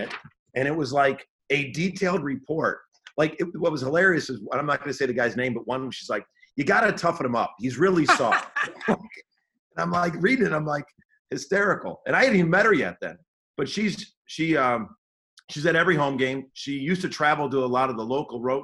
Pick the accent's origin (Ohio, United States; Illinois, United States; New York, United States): Illinois, United States; Chicago; I'm from Chicago